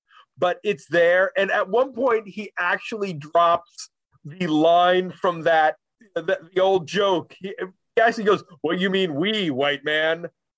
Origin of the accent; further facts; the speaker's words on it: New Jersey, United States; Gotham's a mid-Atlantic city. That's just me because it's technically in New Jersey and I need to claim Gotham in my home state.